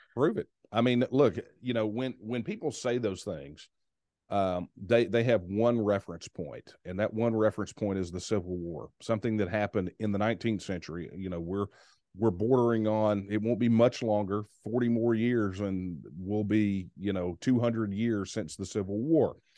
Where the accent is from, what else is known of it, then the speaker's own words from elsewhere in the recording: Texas, United States; I am a Texan